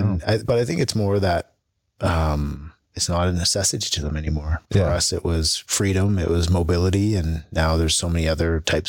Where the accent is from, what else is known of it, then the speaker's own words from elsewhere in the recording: England, United Kingdom; born there; No, I was born in England.